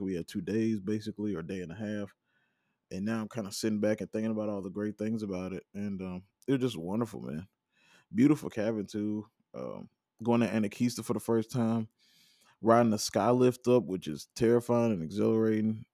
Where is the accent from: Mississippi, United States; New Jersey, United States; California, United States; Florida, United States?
Mississippi, United States; Vicksburg; also born or lived in Starkville, Mississippi; I'm from Vicksburg, Mississippi, I'll drive around there with no G P S on 'cause I know those streets